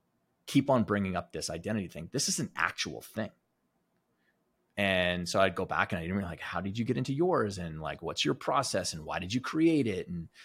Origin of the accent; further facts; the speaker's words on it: Alberta, Canada; where I grew up in Alberta was rich with Native American history.